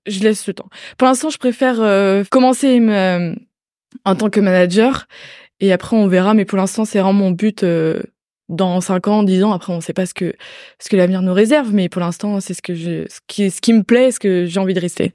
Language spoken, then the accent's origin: French; Brittany, France; moved away as an adult; now in Angers, France; je venais de Bretagne de base